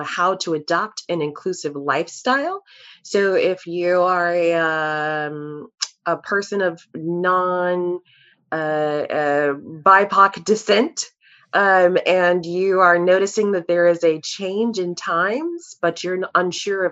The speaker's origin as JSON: {"language": "English", "town": "Chicago", "region": "Illinois", "country": "United States", "moved": "yes", "lives_now": "Texas, United States", "said": "I'm also originally from Chicago, living in Texas now"}